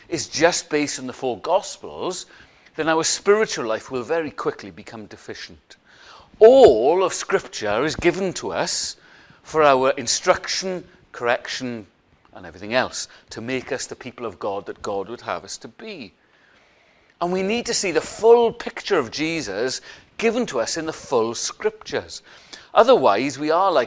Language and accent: English; Welsh, Wales, United Kingdom; we're Welsh